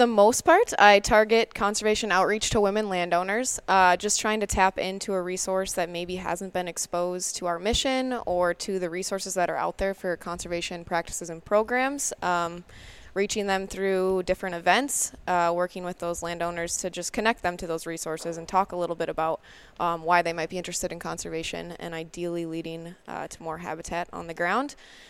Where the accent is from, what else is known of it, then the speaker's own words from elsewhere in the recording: Lakeville, Minnesota, United States; Well, I grew up in Lakeville, Minnesota, just spending weekends in the woods and on the water with my dad.